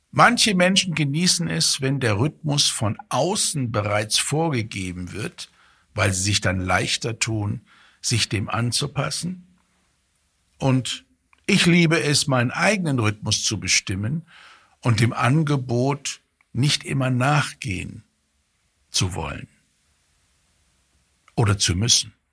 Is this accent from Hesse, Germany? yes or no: yes; Fulda, Hesse, Germany; egal ob ich arbeite oder in meine, meine Heimatstadt komme, Fulda in Hessen